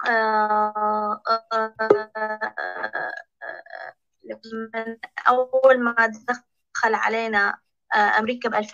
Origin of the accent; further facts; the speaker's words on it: Iraq; انا من العراق